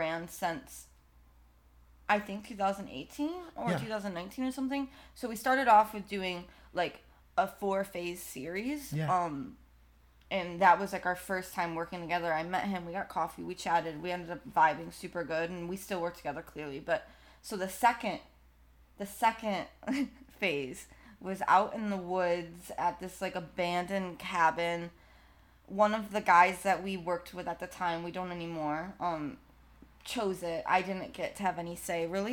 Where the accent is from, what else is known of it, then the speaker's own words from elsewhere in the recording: Plainwell, Michigan, United States; Michigan. Plainwell, Michigan